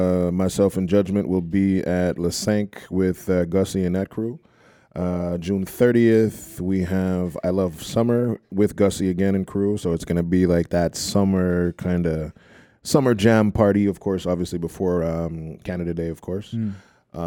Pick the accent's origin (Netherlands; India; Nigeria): Nigeria; I'm Nigerian. We're resourceful.